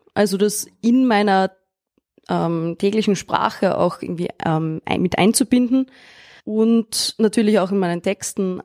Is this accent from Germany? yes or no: no; Austria; ich bin auf dem Land aufgewachsen, in Österreich und in einem kleinen Dorf